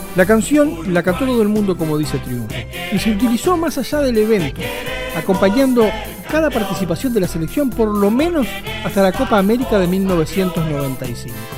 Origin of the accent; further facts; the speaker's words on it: Uruguay; no somos ni argentinos ni brasileños